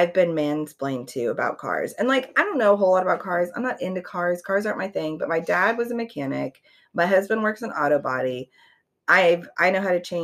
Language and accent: English; Florida, United States; I grew up in Florida